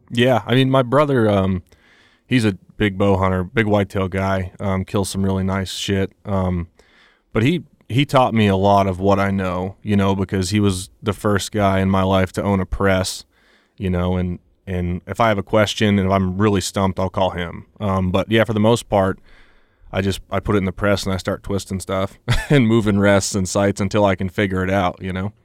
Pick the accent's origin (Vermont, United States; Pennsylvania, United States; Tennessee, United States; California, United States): Vermont, United States; moved away as an adult; now in Colorado, United States; I grew up in Vermont. I spent my whole life there